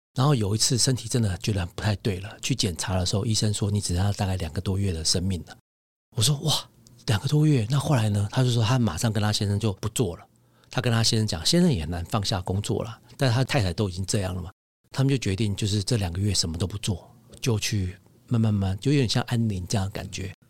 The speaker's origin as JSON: {"language": "Chinese", "country": "Taiwan", "also_born_or_lived": "London", "moved": "yes", "said": "所以那个时候在伦敦职业一段时间以后，我就想要回来台湾"}